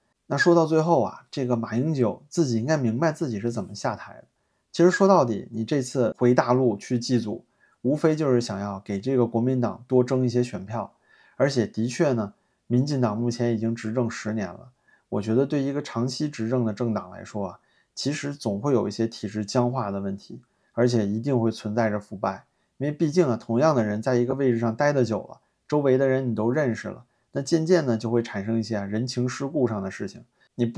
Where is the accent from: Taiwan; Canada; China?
China; 我是大陆人，我支持两岸统一啊。